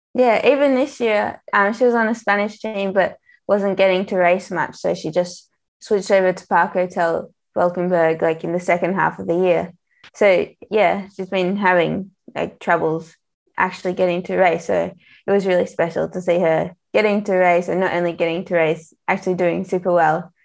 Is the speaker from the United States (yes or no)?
no; Australia; I'm Australian